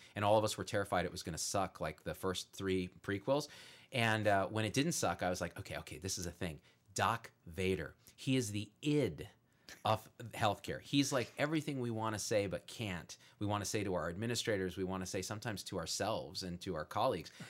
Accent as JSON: {"language": "English", "area": "Bay Area", "region": "California", "country": "United States", "tie": "born or raised there", "moved": "yes", "said": "I grew up in the Bay Area of California"}